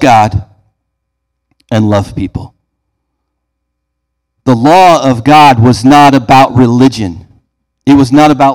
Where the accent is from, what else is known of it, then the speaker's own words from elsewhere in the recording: Beardstown, Illinois, United States; Growing up in Beardstown, we had a Casey's Pizza